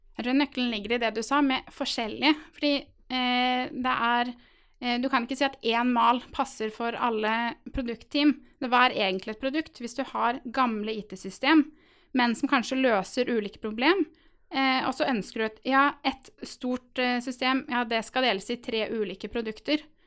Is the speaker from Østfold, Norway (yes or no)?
yes; Halden, Østfold, Norway; jeg er nemlig fra Halden